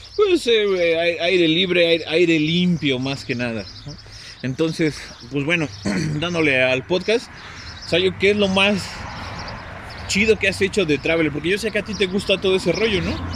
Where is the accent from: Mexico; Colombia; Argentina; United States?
Mexico; mis abuelos, desde mis abuelos para acá, güey, somos este más mexicanos que el nopal